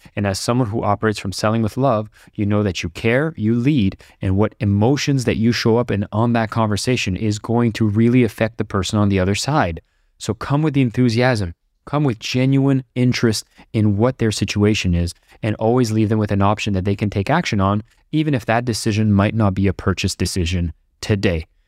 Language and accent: English; Ottawa, Ontario, Canada; now in Bali, Indonesia; I'm recording this from Ottawa, Canada, as I get a chance to visit my hometown